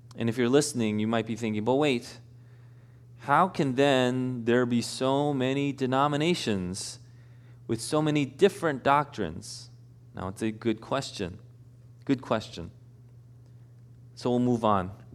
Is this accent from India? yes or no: no; Elmhurst, United States; I'm from Elmhurst.